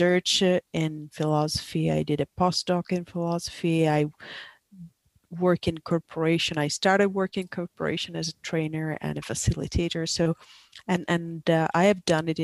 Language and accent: English; Italy; moved away as an adult; also born or lived in Asia Pacific region; I'm originally from Italy, but I lived for 20 years in the Asia Pacific region